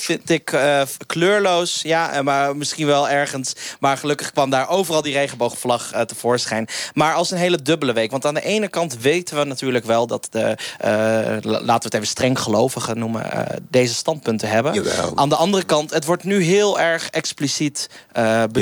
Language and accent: Dutch; Friesland, Netherlands; moved away; Waar ik ben geboren, waar ik ben getogen, is als enige provincie in Nederland